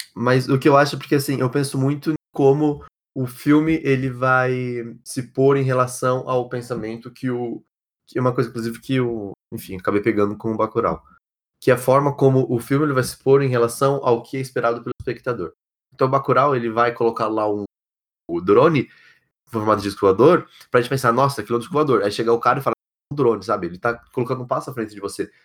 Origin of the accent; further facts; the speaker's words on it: São Paulo, Brazil; also born or lived in Ribeirão Preto / São Carlos; eu sou paulista, eu sempre vivi a maioria das minhas. Né, aliás, sempre vivi a minha vida sempre em cidades assim, no centro de cidade principalmente, é, seja aqui, seja em Ribeirão Preto, seja em São Carlos